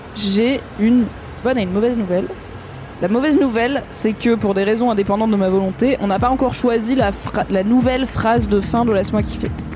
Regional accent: Drôme, Auvergne-Rhône-Alpes, France; j'ai grandi dans la Drôme au sud de Lyon

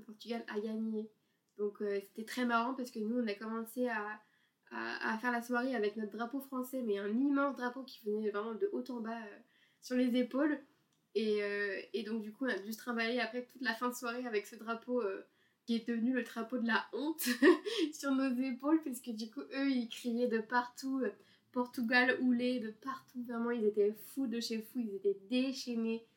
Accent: France; en tant que Français bien pressé

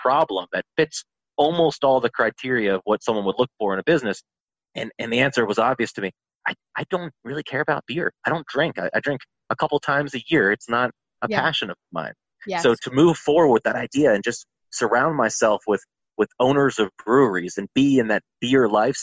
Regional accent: Asheville, North Carolina, United States; also born or lived in Charlotte, North Carolina; My hometown of Asheville

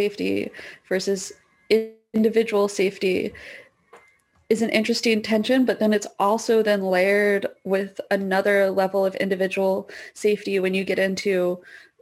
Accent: United States; moved away as an adult; now in Canada; I'm an American

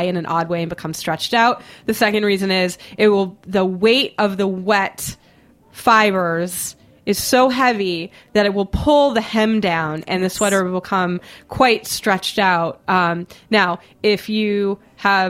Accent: Boston, Massachusetts, United States; now in New York, United States; I grew up in Boston

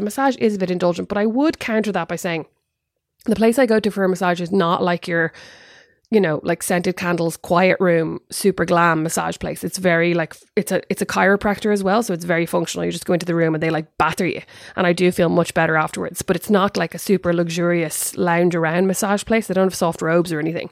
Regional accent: Ireland; now in United States; I am an Irish mammy

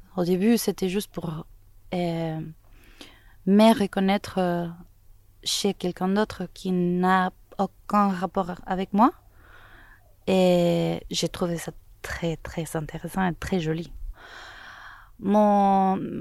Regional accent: Caracas, Capital District, Venezuela; French is a second language; moved away as an adult; also born or lived in Toulouse, France; je suis né au Venezuela, à Caracas. Là, j'ai étudié les arts libéraux à l'université métropolitaine pendant trois ans

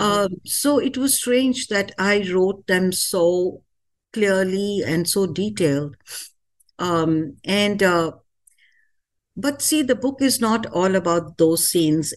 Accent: India; moved away as an adult; now in United States; Being an Indian

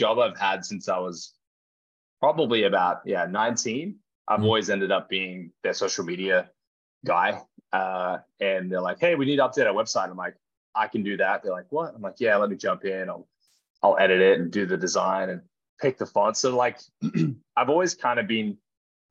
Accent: Gold Coast, Queensland, Australia; my hometown on the Gold Coast

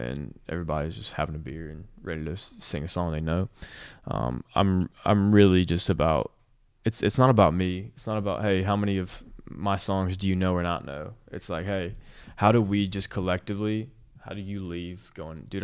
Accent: Nashville, Tennessee, United States; Nashville, which is my hometown

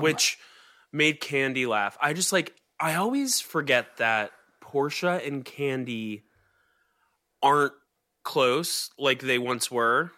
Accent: West Chester, Pennsylvania, United States; born or raised there; moved away

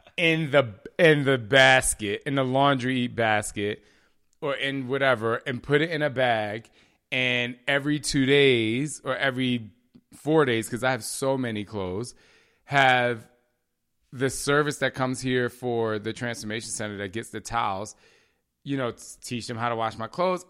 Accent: New Jersey, United States; I'm from Jersey

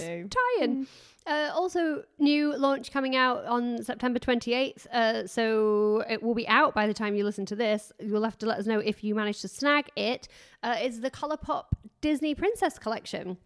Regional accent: England, United Kingdom; I'm English

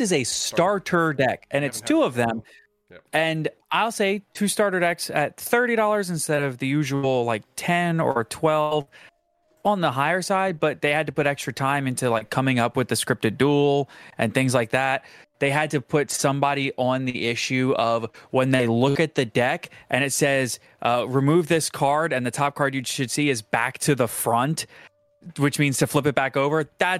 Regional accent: New Orleans, Louisiana, United States; Listen, I grew up in New Orleans.

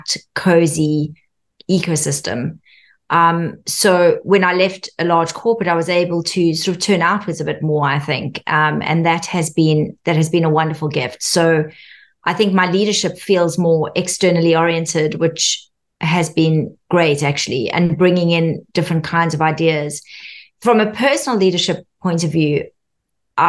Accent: South Africa; Growing up in South Africa

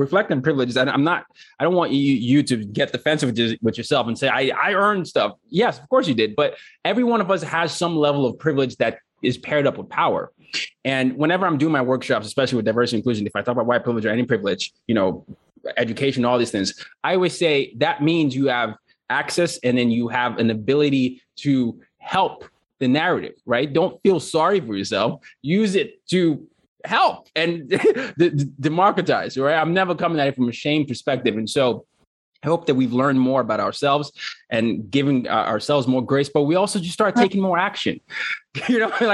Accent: Nigeria; I'm from Nigeria

